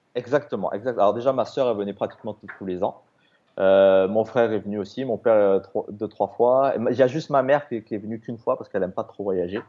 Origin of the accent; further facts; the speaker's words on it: Toulouse, Occitania, France; moved away as an adult; also born or lived in Australia; je suis français, hein, je suis toulousain.